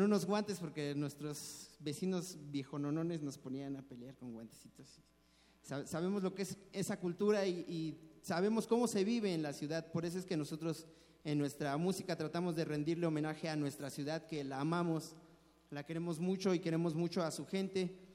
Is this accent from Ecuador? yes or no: no; Mexico City, Mexico; nos tocó desarrollarnos aquí en una cultura diferente a la de nuestros padres, a la de nuestros abuelos, y nosotros creemos que sí somos chilangos